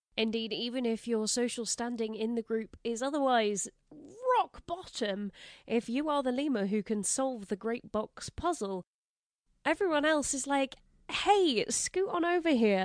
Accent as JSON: {"language": "English", "region": "England", "country": "United Kingdom", "said": "we don't call it tattling in England"}